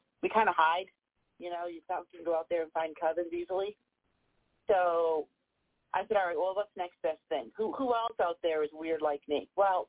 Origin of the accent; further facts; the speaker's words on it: Danvers, Massachusetts, United States; now in Virginia, United States; I grew up in Massachusetts in the old Salem Village area, so I am the teen Salem witch.